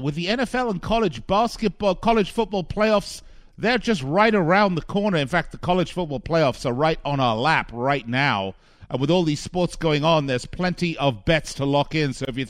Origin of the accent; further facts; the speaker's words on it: Las Vegas, Nevada, United States; here in my hometown of Las Vegas